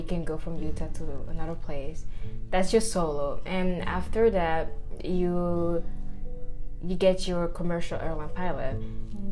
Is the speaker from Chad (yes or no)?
yes; Chad; moved away as an adult; now in United States; I'm from Chad, Central Africa